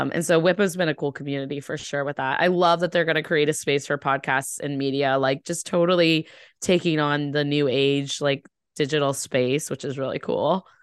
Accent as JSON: {"language": "English", "region": "Ohio", "country": "United States", "moved": "yes", "lives_now": "Boston, United States", "said": "I'm from Ohio, so I'm very, very, um, nice, I would say, and I live in East I, I live in the East Coast in Boston"}